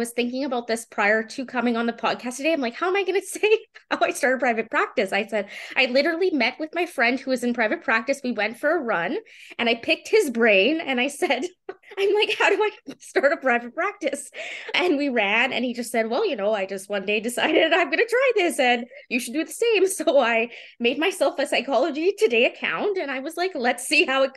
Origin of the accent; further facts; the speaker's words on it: Winnipeg, Manitoba, Canada; I'm from Winnipeg, I should say, from the University of Manitoba in 2016.